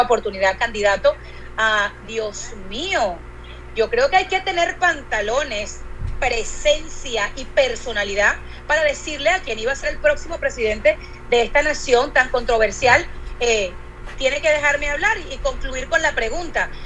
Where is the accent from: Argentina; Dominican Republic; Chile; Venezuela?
Venezuela; moved away; yo vengo de Venezuela, del país donde las telenovelas recorrieron el mundo entero